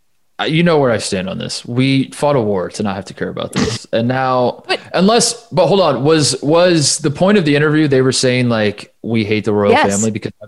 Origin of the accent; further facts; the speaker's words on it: Indiana, United States; I'm from Indiana.